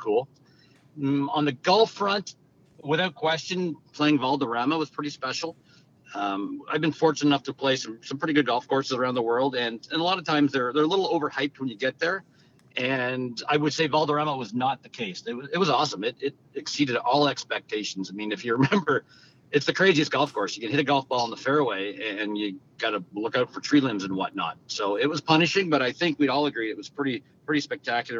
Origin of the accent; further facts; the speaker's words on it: Westfield, New Brunswick, Canada; I grew up in New Brunswick, a little town called Westfield, New Brunswick, of a town of literally about 1,500 people.